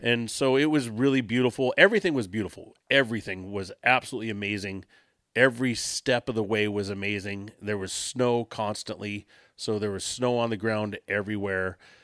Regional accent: Southern California, United States; I'm from California

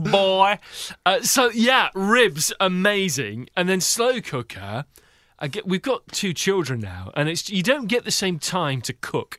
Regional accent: United Kingdom; now in Seattle, United States; as a Brit

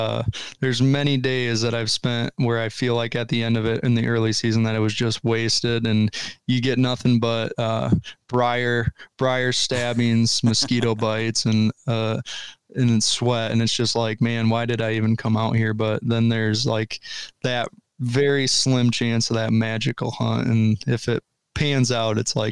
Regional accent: Michigan, United States; now in Ohio, United States; So 2022 was the first year I was an Ohio resident. Before then, it was all traveling down from where I grew up in Michigan.

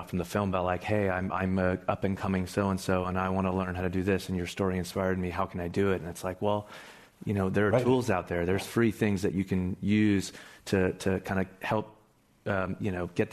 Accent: San Francisco, California, United States; moved away; I was born here in San Francisco and I never thought I would leave. But I did.

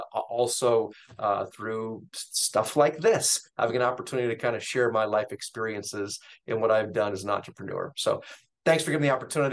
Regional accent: Seattle, Washington, United States; born and raised in Seattle

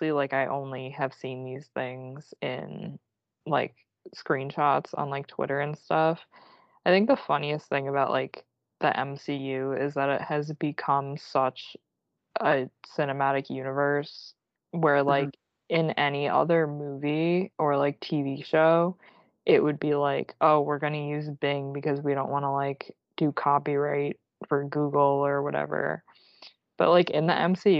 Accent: New York, United States; I'm like a New Yorker

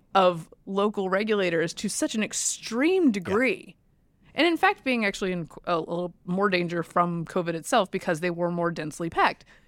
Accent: Durham, North Carolina, United States; I grew up in Durham, I was not one of them.

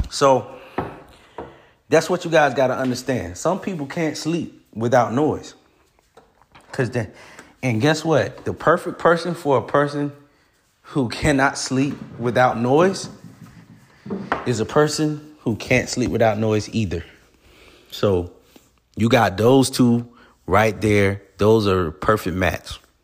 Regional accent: Florida, United States; now in Georgia, United States; I'm from Florida

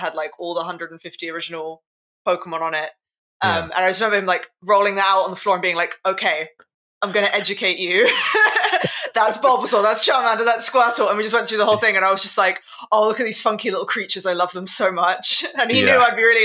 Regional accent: London, United Kingdom; In London. Born and raised Londoner.

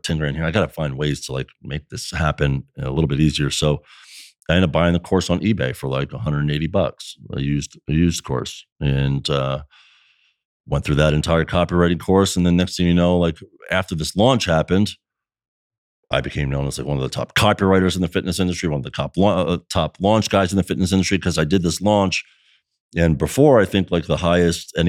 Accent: New Jersey, United States; moved away as an adult; now in Florida, United States; I born and raised in South Jersey

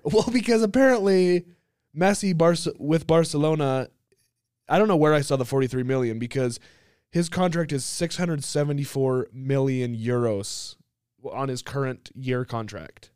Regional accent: United States; I'm American

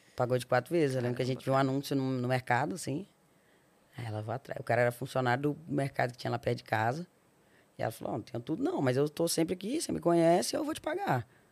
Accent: Belo Horizonte, Minas Gerais, Brazil; also born or lived in Porto Seguro / Nanuque; sou nascida em Belo Horizonte, Minas Olha. Gerais a minha mãe, ela é do interior de Minas, né? Minha avó teve todas as minhas tias no interior de Minas, numa cidade que chama Nanuque, que é bem na divisa de, de Minas, Bahia e Espírito Santo ali. É... Eu morei 15 anos em Belo Horizonte

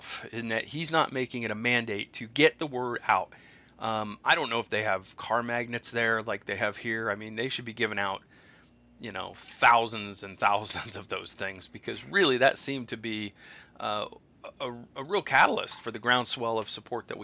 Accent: Columbus, Ohio, United States; moved away as an adult; I grew up in Ohio

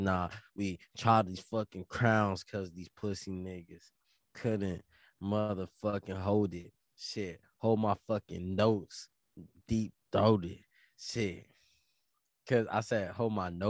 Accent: United States; I gotta be an American and I gotta be a black person

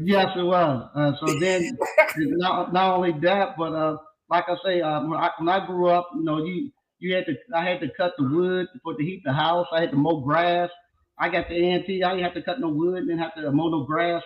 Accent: Stovall, North Carolina, United States; I'm originally from a little small town in North Carolina called Stovall, North Carolina

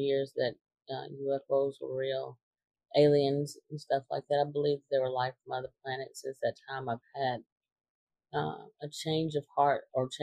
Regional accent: Limestone County, Alabama, United States; I'm from Limestone County, Alabama

